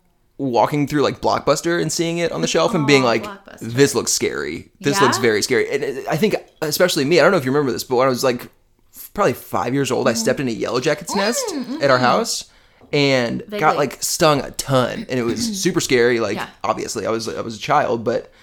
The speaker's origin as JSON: {"language": "English", "town": "Chicago", "region": "Illinois", "country": "United States", "tie": "born there", "said": "And we lived in Chicago. I was born in Chicago."}